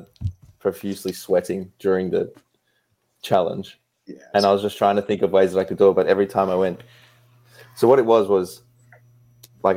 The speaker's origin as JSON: {"language": "English", "town": "Orlando", "region": "Florida", "country": "United States", "said": "We're from Orlando, Florida."}